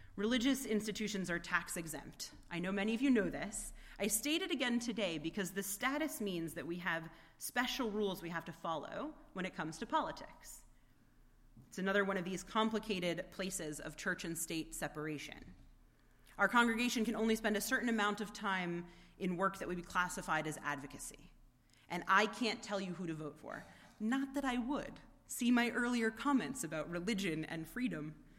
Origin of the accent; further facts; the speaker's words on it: United States; an American with a vote who has grown up with this constant refrain about the separation of church and state